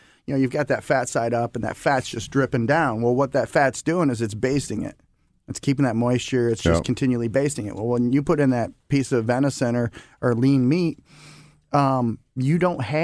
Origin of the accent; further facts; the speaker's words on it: Michigan, United States; now in Missouri, United States; I grew up in Michigan originally